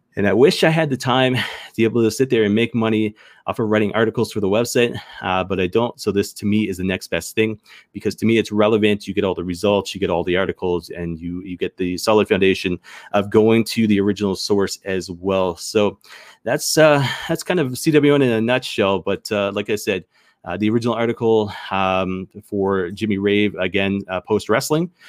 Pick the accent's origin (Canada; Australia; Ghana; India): Canada; the Maritimes; accent: maritime; I grew up in the Maritimes